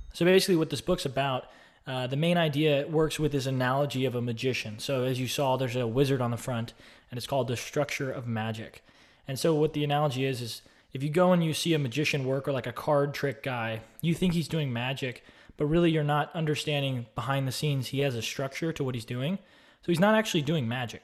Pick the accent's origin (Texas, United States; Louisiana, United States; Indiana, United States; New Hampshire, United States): Texas, United States; Austin; I grew up in Austin, Texas